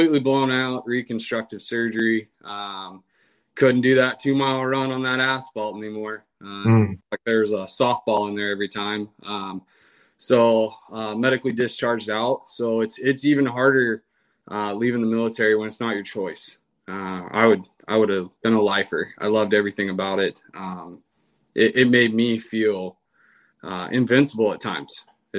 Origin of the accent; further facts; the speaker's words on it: Washington, United States; moved away as an adult; I'm from Washington State